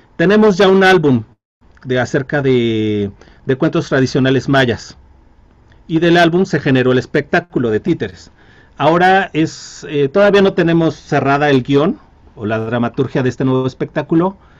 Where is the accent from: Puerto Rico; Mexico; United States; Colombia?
Mexico; como mexicano